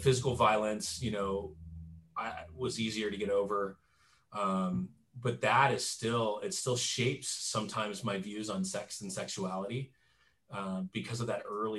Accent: Southern California, United States; I grew up in Southern California, the heart of, you know, the Jesus movement

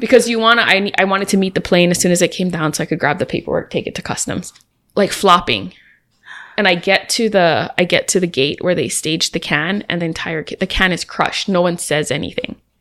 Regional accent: Hawaii, United States; I'm from Hawaii

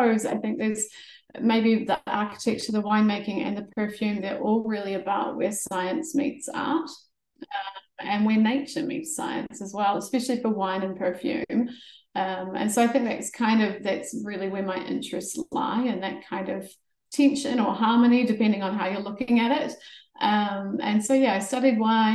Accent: South Canterbury, New Zealand; moved away as an adult; also born or lived in Amsterdam; I grew up in rural South Canterbury

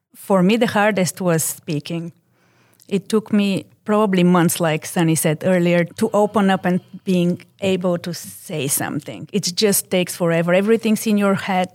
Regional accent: Bulgaria; English is a second language; moved away as an adult; now in United States; As I didn't grow, grow up in this country, I'm originally from Bulgaria.

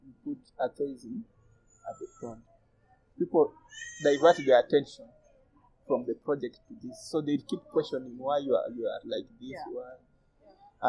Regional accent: Western Kenya, Kenya; now in Nairobi, Kenya; And I'm also from this side

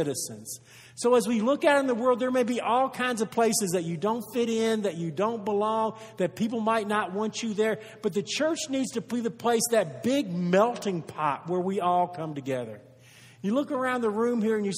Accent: United States; We are from the United States of America

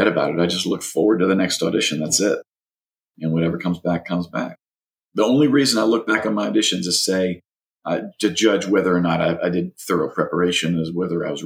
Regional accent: Louisiana, United States; moved away as an adult; now in Los Angeles, United States; from Louisiana too

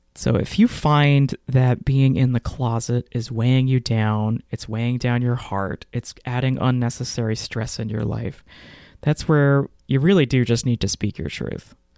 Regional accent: Texas, United States; I grew up in Texas in the nineties and early two thousands

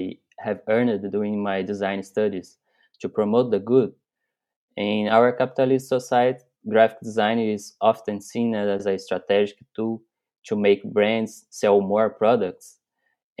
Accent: Brazil; moved away as an adult; also born or lived in Minas Gerais, Brazil; now in Toronto, Canada; Brazilian packaging designer, now based in Toronto, Canada

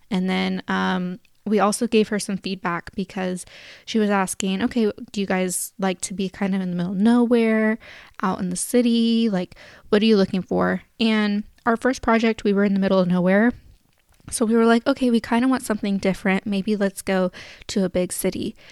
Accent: Sacramento, California, United States; I'm from Sacramento

